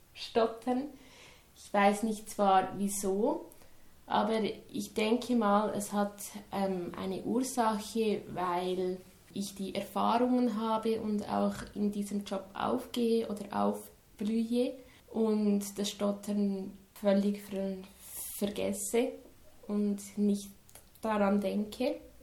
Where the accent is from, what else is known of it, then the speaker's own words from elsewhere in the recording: Dagmersellen, Lucerne, Switzerland; Ich komme aus Dagmersellen. Das ist in der Nähe von Luzern.